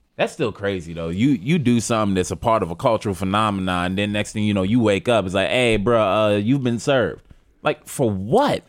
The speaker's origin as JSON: {"language": "English", "town": "New York City", "region": "New York", "country": "United States", "said": "I'm from Harlem"}